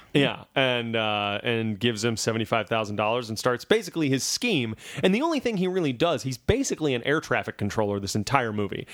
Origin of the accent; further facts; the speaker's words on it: Louisiana, United States; my home state of Louisiana